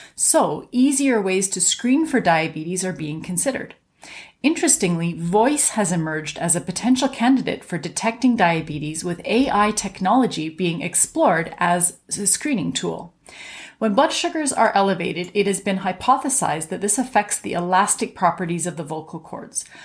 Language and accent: English; Canada; I'm a Canadian physician